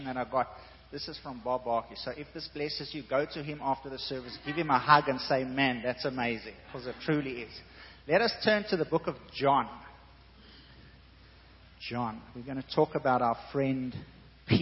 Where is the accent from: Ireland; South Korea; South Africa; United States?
South Africa; I'm South African.